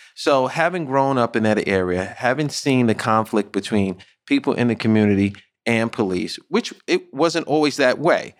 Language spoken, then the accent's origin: English; New York City, New York, United States; growing up in the Bronx, growing up in underserviced areas such as Saint Mary's, which is a project in the Bronx